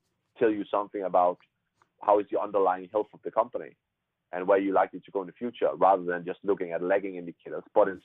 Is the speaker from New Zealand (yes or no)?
no; Herning, Central Denmark Region, Denmark; moved away; my hometown, which is called Herning.